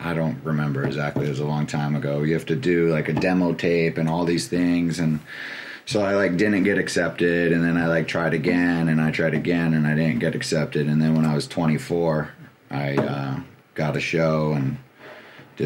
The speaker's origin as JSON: {"language": "English", "town": "Burlington", "region": "Vermont", "country": "United States", "tie": "born or raised there", "said": "factors growing up in Burlington that like I wonder if those things didn't exist, like would I even be a DJ"}